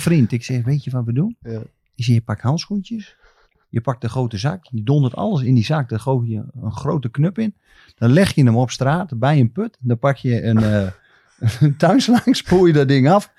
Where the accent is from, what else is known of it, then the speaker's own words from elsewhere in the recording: Groningen, Netherlands; ik gewoon uit Groningen kom